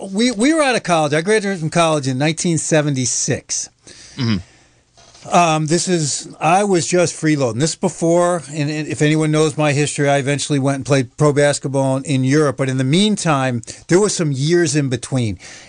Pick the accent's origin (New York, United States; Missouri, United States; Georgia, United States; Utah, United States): New York, United States; Buffalo; moved away; also born or lived in Adirondacks, New York / Vermont; I'm from Buffalo, New York, and then I moved to Northern New York State, up in the Adirondacks for part of my life, and then to Vermont for part of my life.